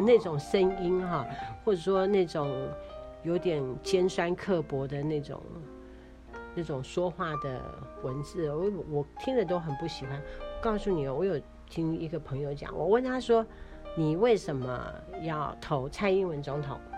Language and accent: Chinese; Taiwan; 我们台湾人